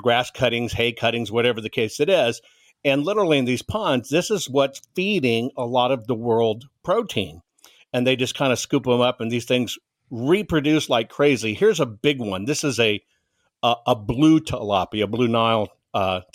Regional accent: San Antonio, Texas, United States; When I was a kid growing up in San Antonio, Texas, in the 70s

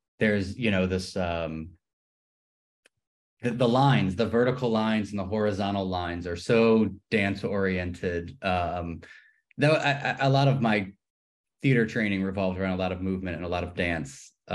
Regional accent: New Orleans, Louisiana, United States; moved away as an adult; also born or lived in New York / Los Angeles; I grew up here in New Orleans.

